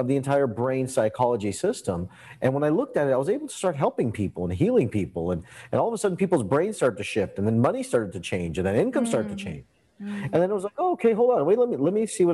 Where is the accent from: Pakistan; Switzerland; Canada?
Canada; I grew up in Canada, and I grew up with an Indian background